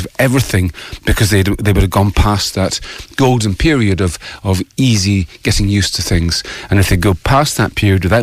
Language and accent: English; Scotland, United Kingdom; moved away as an adult; also born or lived in Ireland; now in Bray, Ireland; I don't want to be only Scottish, only British